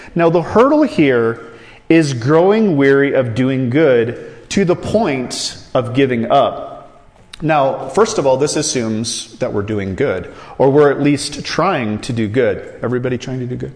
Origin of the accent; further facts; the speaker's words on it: Iowa, United States; I grew up in Iowa